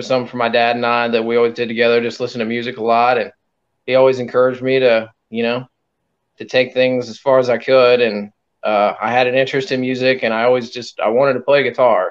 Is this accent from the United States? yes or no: yes; Perry, Missouri, United States; my hometown is Perry, Missouri